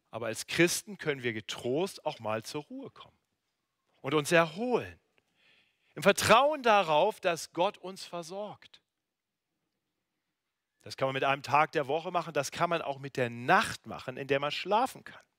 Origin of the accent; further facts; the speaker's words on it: North Germany, Germany; now in Munich, Germany; Das ist ja der äh, große Vorteil, wenn man in München lebt im Gegensatz zu Norddeutschland, wo ich herkomme.